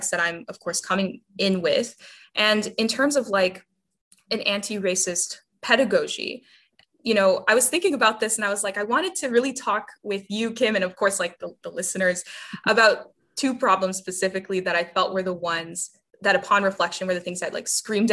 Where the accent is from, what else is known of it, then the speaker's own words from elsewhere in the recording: South Texas, United States; I'm a Latina from South Texas who grew up in an interesting class circumstance